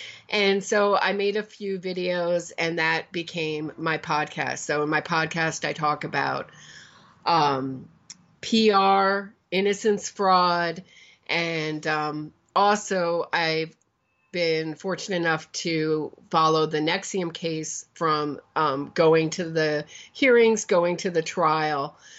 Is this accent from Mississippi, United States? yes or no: no; Pennsylvania, United States; I've always been interested in true crime. I grew up in Pennsylvania.